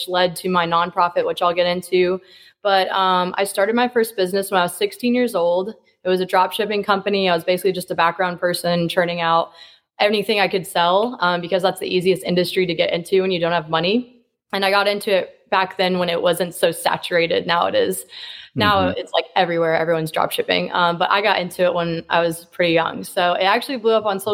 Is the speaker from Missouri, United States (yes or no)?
yes; Kansas City, Missouri, United States; I'm from Kansas City, Missouri